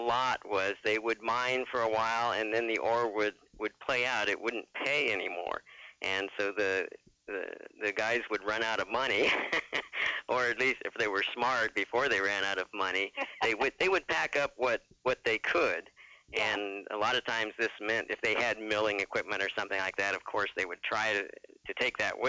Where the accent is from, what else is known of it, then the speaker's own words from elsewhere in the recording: Phoenix, Arizona, United States; I'm from Arizona, Phoenix area